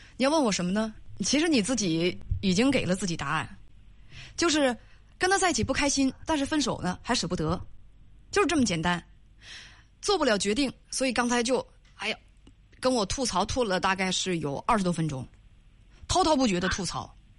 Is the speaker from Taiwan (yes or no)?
no; Northeast China, China; accent: Northeastern; 用咱们东北话来讲